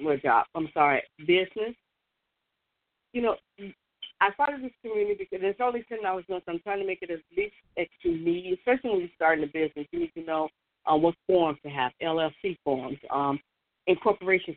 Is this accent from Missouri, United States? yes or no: no; Chicago, Illinois, United States; I'm from Chicago.